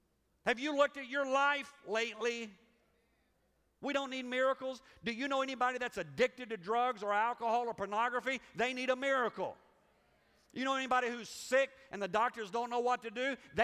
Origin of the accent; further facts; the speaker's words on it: Liberia; now in United States; I grew up in Africa. And when you grow up in Africa, it just messes you up for America.